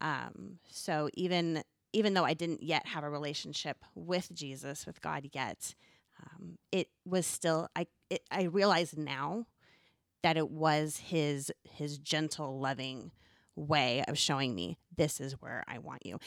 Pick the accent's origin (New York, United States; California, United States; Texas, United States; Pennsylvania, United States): California, United States; Southern; moved away; I was born and raised in Southern California